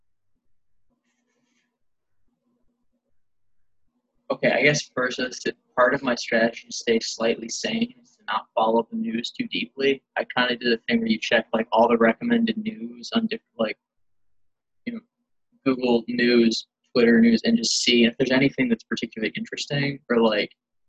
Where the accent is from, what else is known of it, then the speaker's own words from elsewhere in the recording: rural Tennessee, United States; once I was like driving age, I was in like rural Tennessee